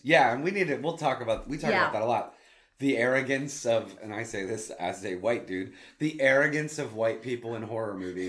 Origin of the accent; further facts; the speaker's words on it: Plano, Texas, United States; And I grew up in Plano.